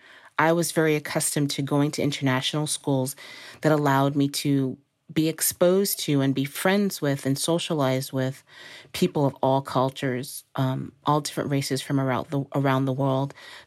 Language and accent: English; Dominican Republic; also born or lived in Costa Rica / Thailand / Belgium; So I grew up in the Dominican Republic, Costa Rica, Thailand, and Belgium.